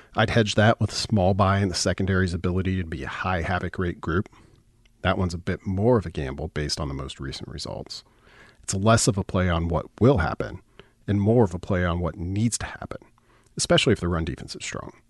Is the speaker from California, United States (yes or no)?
no; the Nebraska Panhandle, United States; I grew up in the Panhandle, and all of my references begin in the West.